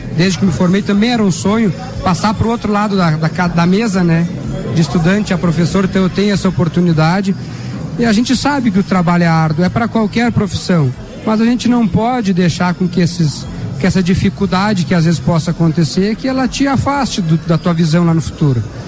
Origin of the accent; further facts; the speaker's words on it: São Joaquim, Santa Catarina, Brazil; Eu sou natural de São Joaquim